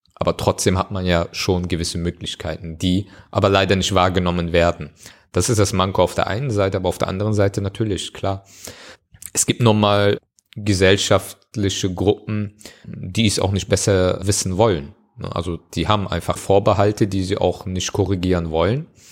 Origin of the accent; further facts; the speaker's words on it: Germany; Aber Deutschland ist meine Heimat